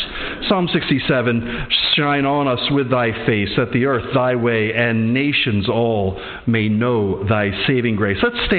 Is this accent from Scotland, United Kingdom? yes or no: yes; Edinburgh, Scotland, United Kingdom; I'm from Edinburgh. I teach at our seminary, Edinburgh Theological Seminary.